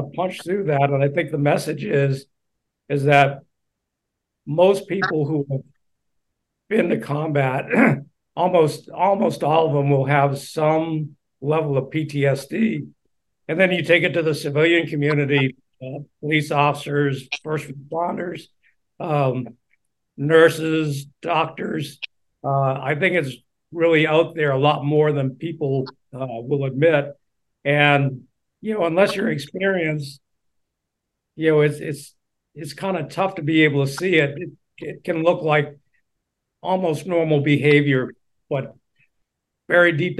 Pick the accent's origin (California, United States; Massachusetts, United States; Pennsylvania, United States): Massachusetts, United States; Boston; now in Honolulu, United States; I'm from Boston, and we have the Boston Marathon. And when you're a kid, I mean, when they're teaching you about local history, they teach you about the Boston Marathon.